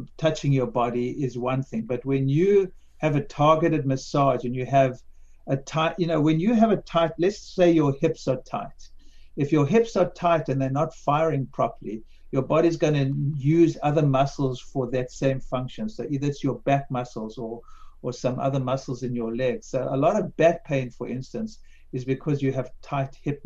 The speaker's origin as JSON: {"language": "English", "country": "South Africa", "tie": "born or raised there", "said": "when I grew up in South Africa in the 50s and 60s"}